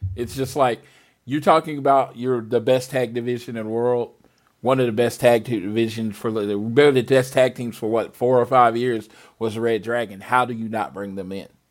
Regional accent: Oklahoma, United States; I'm from Oklahoma

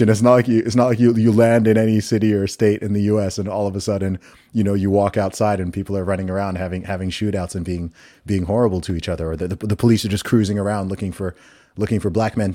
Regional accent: Saudi Arabia; You know, I myself, I grew up in Saudi Arabia, which is uh, that that's a whole nother kettle of fish

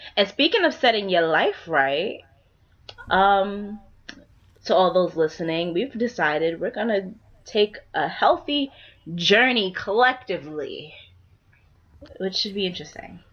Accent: Trinidad & Tobago; I'm Trinidadian

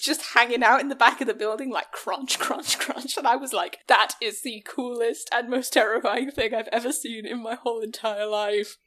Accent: England, United Kingdom; born or raised there; moved away as an adult; now in United States

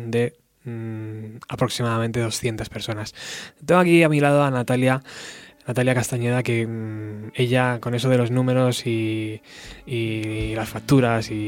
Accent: Spain; Ahora como buenos españoles, ¿qué toca?

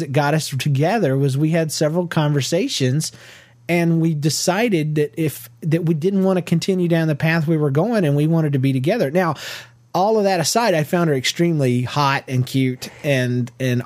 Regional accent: Georgia, United States; moved away; also born or lived in Florida; I grew up in Georgia.

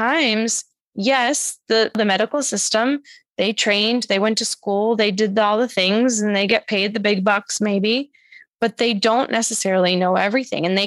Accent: Massachusetts, United States; moved away as an adult; now in New York City, United States; my hometown of Massachusetts and I've been in New York City

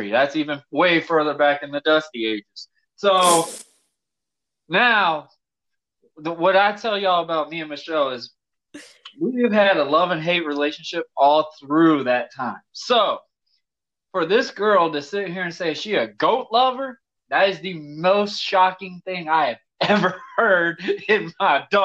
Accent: Yulee, Florida, United States; hey, we're from Yulee. Oh, I had to say we're from Fernandina so people would know where we're from.

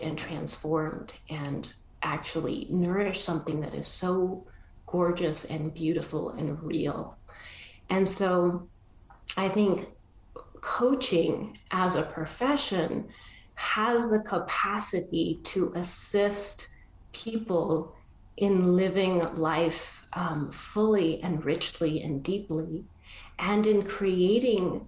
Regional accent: Argentina; I was born in Argentina

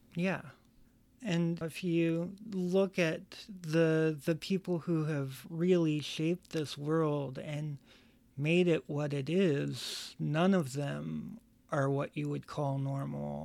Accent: United States; being an American and living in a country

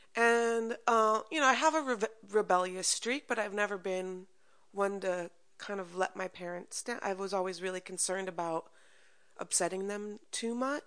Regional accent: Culver City, California, United States; I grew up in Culver City

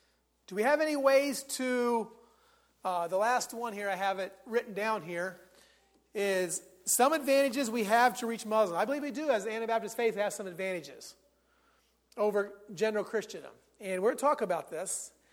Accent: Pennsylvania, United States; I told the director that I'd grown up in Pennsylvania.

